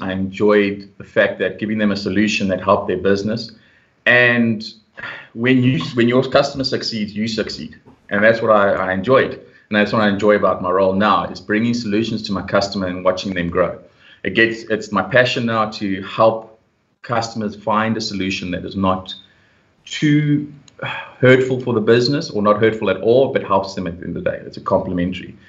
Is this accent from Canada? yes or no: no; Pretoria, Gauteng, South Africa; also born or lived in Europe; I was born and raised in Pretoria